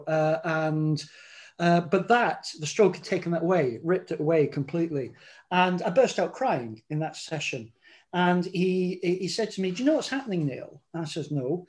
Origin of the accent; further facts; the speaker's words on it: England, United Kingdom; moved away as an adult; now in Scotland, United Kingdom; I'm English, but I've lived up in Scotland now for 37 years